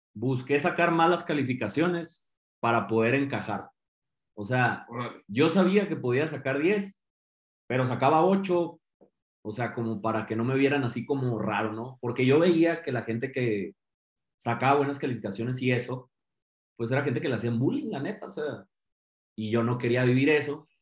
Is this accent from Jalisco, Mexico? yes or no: yes; Guadalajara, Jalisco, Mexico; yo crecí aquí en Guadalajara